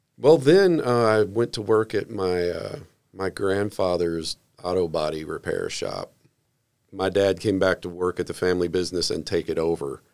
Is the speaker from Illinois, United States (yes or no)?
yes; Southern Illinois, United States; also born or lived in Jacksonville, Florida; I was raised mostly in Southern Illinois, but during that time, for about five years, my family lived in Jacksonville, Florida